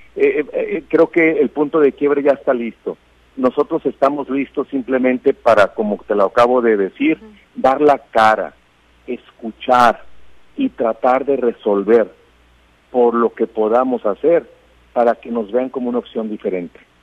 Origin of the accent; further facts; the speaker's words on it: Mexico; como mexicanos